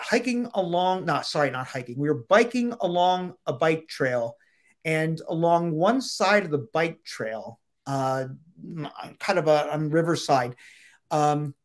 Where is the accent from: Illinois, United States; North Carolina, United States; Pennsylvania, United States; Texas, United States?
Pennsylvania, United States; my home state of Pennsylvania